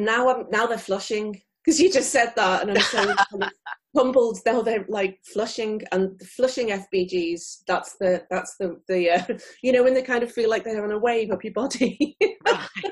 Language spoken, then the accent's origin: English; near Liverpool, North West England, United Kingdom; moved away as an adult; now in Tokyo, Japan; I'm originally from near Liverpool in the United Kingdom, and I came to Japan in 2001